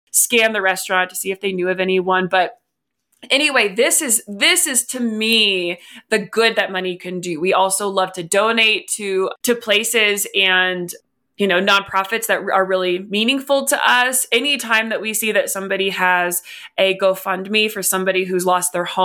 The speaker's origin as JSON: {"language": "English", "region": "West Virginia", "country": "United States", "tie": "born or raised there", "moved": "yes", "lives_now": "Colorado, United States", "said": "growing up in West Virginia, it is the fifth poorest state. I then moved to Colorado"}